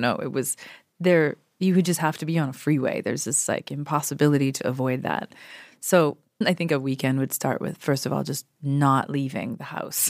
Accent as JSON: {"language": "English", "country": "Canada", "tie": "born or raised there", "also_born_or_lived": "Toronto", "moved": "as an adult", "lives_now": "Los Angeles, United States", "said": "I'm so Canadian"}